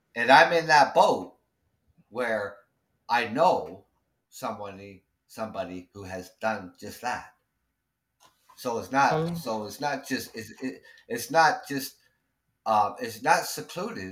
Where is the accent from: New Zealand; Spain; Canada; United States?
Canada; I'm Canadian